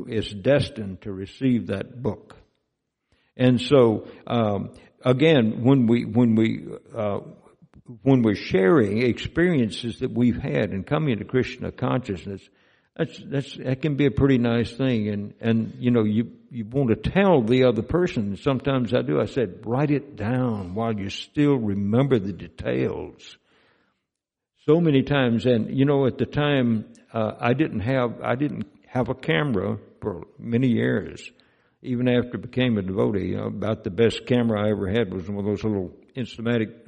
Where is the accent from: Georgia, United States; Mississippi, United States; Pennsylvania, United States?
Mississippi, United States; moved away; Mississippi is my home state where I grew up